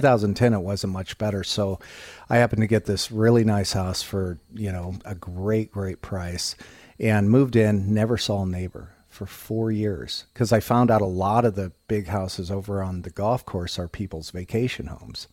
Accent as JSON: {"language": "English", "town": "Monticello", "region": "Indiana", "country": "United States", "said": "I'm from Monticello"}